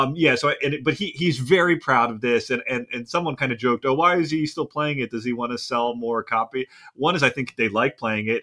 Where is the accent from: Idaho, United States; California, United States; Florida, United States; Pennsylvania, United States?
Pennsylvania, United States; moved away; I'm also from Pennsylvania originally